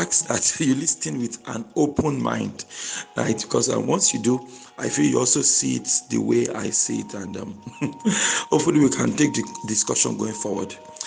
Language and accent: English; Nigeria; I'm a Nigerian, and I'm actually happy to be Nigerian.